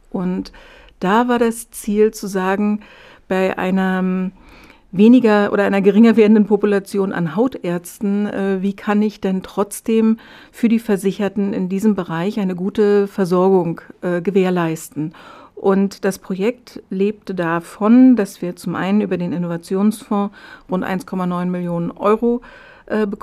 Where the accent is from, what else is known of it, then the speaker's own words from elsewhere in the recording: Berlin, Germany; Ich komme ja ursprünglich aus Berlin